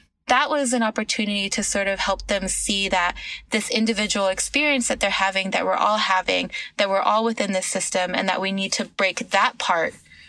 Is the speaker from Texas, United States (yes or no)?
yes; Texas, United States; also born or lived in California / New York City; I grew up in Texas, okay, but cool. Born in California. The longest I've ever lived in one place is New York City, but we bounced around a lot.